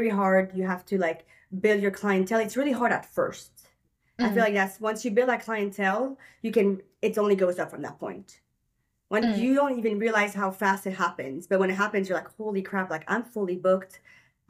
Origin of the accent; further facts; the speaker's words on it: Belgium; moved away as an adult; now in United States; I moved here when I was 19 years